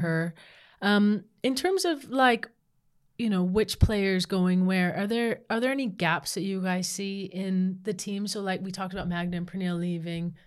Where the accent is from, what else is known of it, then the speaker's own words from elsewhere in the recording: United States; now in Australia; when I was growing up in the States